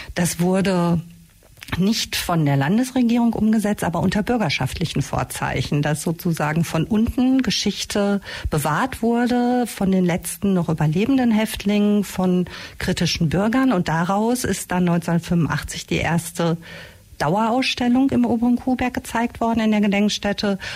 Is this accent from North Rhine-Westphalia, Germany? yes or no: yes; Castrop-Rauxel, North Rhine-Westphalia, Germany; now in Ulm, Germany; ich komme ursprünglich aus dem Ruhrgebiet, äh, aus dem naja, namentlich bekannten Castro Brauxel